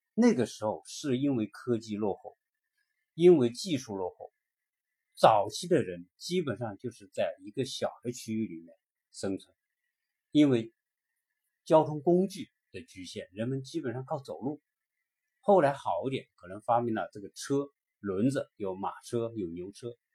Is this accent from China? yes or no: yes; China; 我们中国的五十多个民族